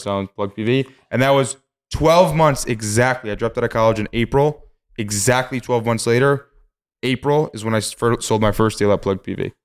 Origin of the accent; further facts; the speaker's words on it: Poughkeepsie, New York, United States; when I was born in Poughkeepsie